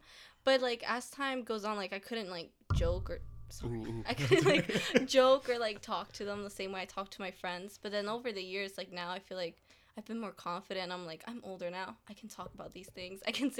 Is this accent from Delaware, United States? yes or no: yes; Delaware, United States; She's like, where are you from? And I'm like, oh, I'm from Delaware. She's like, you don't need to take the exam. You're from the U.S.